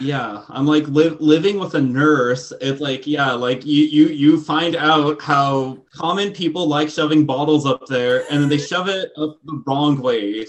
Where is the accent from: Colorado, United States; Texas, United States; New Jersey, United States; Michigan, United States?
Texas, United States; I grew up in Texas